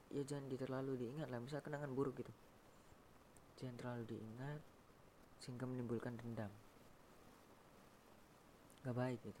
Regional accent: Cirebon, West Java, Indonesia; Gunung Ciremai Jawa Barat ya karena gua tuh orang Cirebon jadi ya gue yang dekat

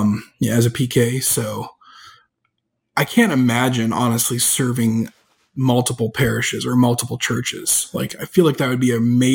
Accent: Canada; accent: Canadian; moved away as an adult; now in Texas, United States; I'm Canadian.

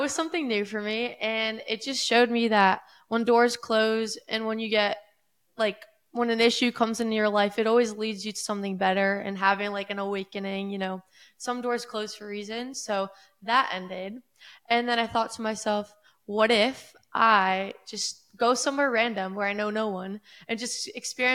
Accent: Boca Raton, Florida, United States; I grew up in East Boca Raton, Florida, Palm Beach County

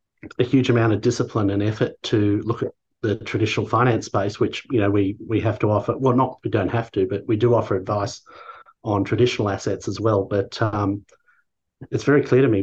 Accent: Australia; being an Australian

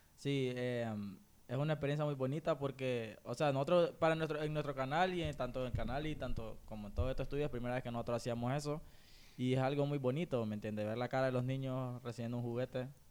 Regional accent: Honduras; somos HN porque somos hondureños

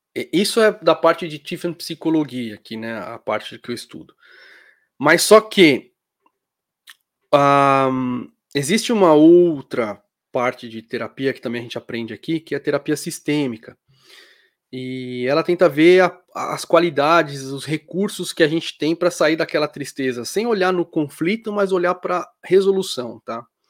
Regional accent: Brazil; moved away; also born or lived in Germany; eu sou brasileiro

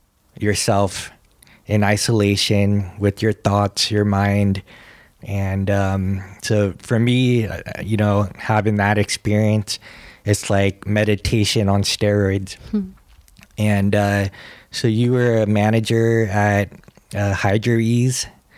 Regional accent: California, United States; also born or lived in Hawaii; Hawaii has always been my home. Though I grew up in California, it was a place that's still like this feeling that is magical

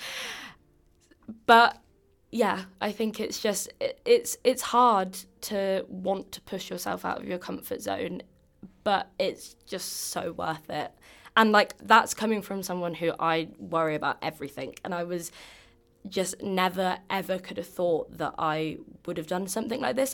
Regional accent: England, United Kingdom; accent: English; moved away as an adult; now in Boston, United States; I have an English accent

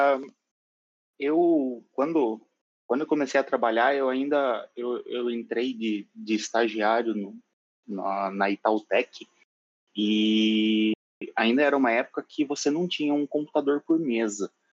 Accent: São Paulo, Brazil; now in Curitiba, Brazil; E sou de São Paulo, moro em Curitiba

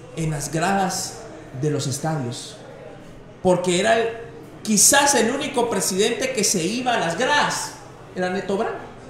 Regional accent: Mixco, Guatemala Department, Guatemala; aquí en mi pueblo

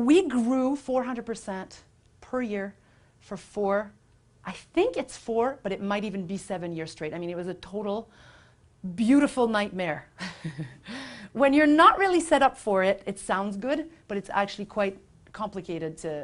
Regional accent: Quebec, Canada; now in Vancouver, Canada; my family back in Quebec, because I'm from Quebec, if you can't detect a little hint of something, of an accent

